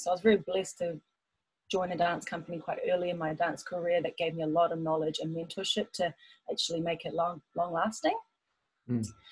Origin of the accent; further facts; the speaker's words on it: Taupo, Waikato, New Zealand; moved away as an adult; also born or lived in Auckland / Melbourne; I was born in Auckland, but then when I was about nine years old, I moved to Taupo and I did all my schooling and was raised there.